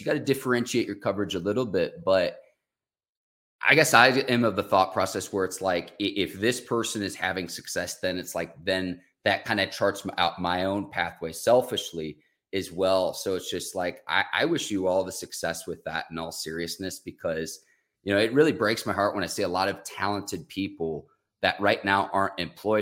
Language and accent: English; Chicago suburbs, Illinois, United States; I grew up in the Chicago suburbs